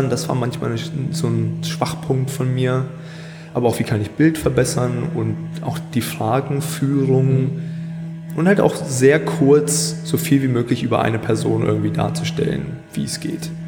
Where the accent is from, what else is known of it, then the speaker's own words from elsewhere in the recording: Hannover, Lower Saxony, Germany; also born or lived in Scotland; ich bin zwar hier in Hannover geboren und auch in Deutschland zum größten Teil aufgewachsen, aber meine Eltern kommen aus Schottland. Hm. Und daher habe ich auch einen Großteil meines Lebens dort verbracht.